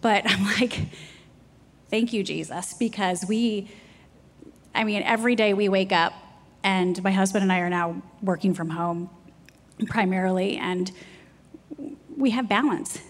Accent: Jackson, Michigan, United States; moved away as an adult; also born or lived in Ohio / New York; now in South Carolina, United States; I grew up in Jackson, Michigan

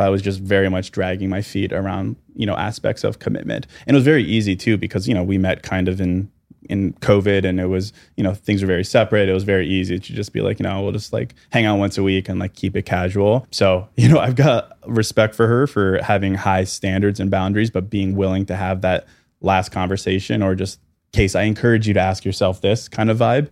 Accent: Chicago, Illinois, United States; Thirty-four, from Chicago.

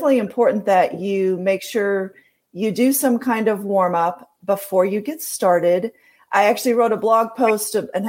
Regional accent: Wisconsin, United States; now in Scottsdale, United States; I grew up in Wisconsin

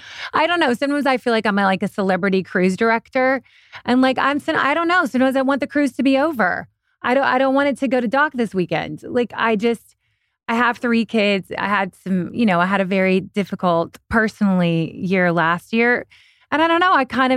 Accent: Kentucky, United States; also born or lived in New York / Europe; I'm originally from Kentucky. I lived in New York, Europe for 7 years, back to New York, back to LA.

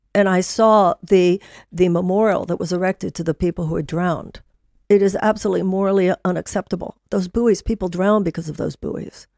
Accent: Houston, Texas, United States; I grew up in Texas. I grew up in Houston

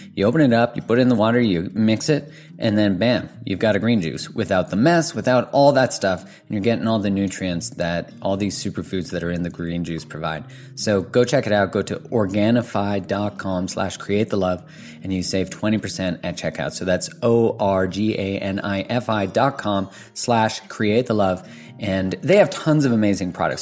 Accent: Canada; I'm Canadian, ori-, you know, originally born in Canada

